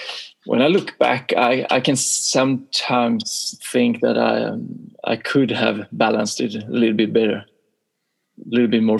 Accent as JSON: {"language": "English", "country": "Sweden", "tie": "born or raised there", "also_born_or_lived": "Boden, Sweden", "said": "it was 6 years in the first club in my hometown, and then it was another 6 years in Boden, another club up in the north of Sweden"}